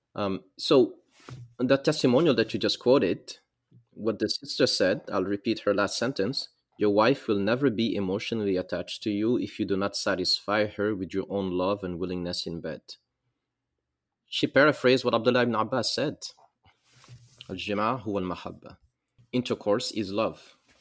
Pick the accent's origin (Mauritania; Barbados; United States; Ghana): Mauritania; also born or lived in Senegal; I am from West Africa, a country called Mauritania. I'm, I'm, I'm also mixed from West, from Mauritania and Senegal.